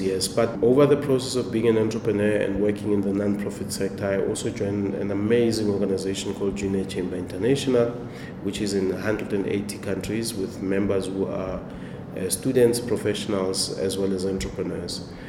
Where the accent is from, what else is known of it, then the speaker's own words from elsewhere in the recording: Temba, Gauteng, South Africa; I'm originally from Temba, which is in Hammanskraal, Pretoria.